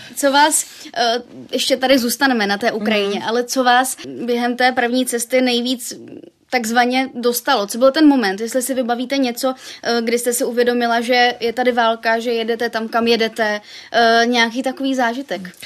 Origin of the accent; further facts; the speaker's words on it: Brno, South Moravian Region, Czechia; já jsem taky z Brna